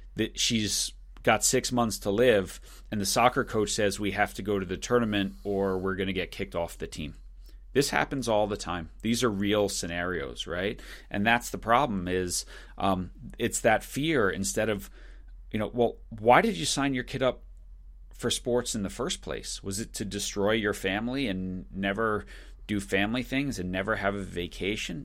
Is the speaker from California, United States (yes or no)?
no; Long Island, New York, United States; moved away; also born or lived in Michigan; I grew up on Long Island